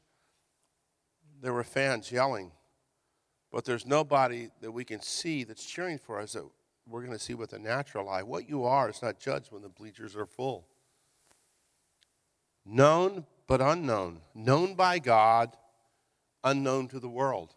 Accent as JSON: {"language": "English", "town": "Hayward", "region": "California", "country": "United States", "tie": "born or raised there", "also_born_or_lived": "Virginia", "said": "We moved from Virginia to California, and we lived in Hayward"}